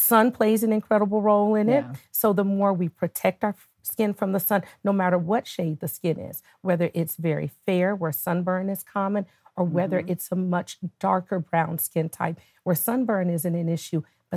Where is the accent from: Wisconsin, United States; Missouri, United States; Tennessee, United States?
Tennessee, United States; Nashville; moved away as an adult; now in Atlanta, United States; I am originally from Nashville, Tennessee